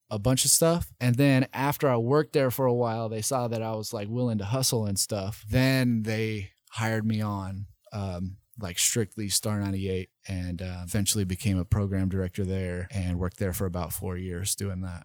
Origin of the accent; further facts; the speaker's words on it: Nashville, Tennessee, United States; moved away as an adult; also born or lived in East Idaho; now in Boise, United States; I grew up in Nashville, Tennessee